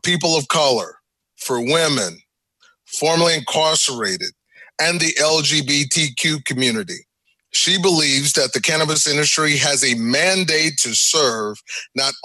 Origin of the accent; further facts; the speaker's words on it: Giddings, Texas, United States; I'm from a little town called Giddings, Texas.